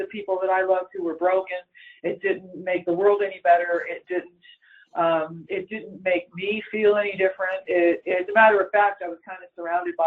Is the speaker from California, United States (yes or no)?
yes; Los Angeles, California, United States; I'm born in Hollywood, California